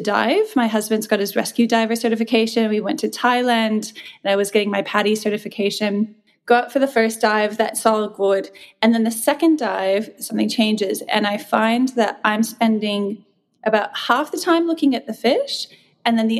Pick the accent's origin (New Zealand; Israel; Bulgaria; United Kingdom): New Zealand; moved away as an adult; also born or lived in New Mexico, United States / Australia; now in Sydney, Australia; I was born in New Mexico. I was raised in New Zealand. And then I essentially came to Australia when I was 21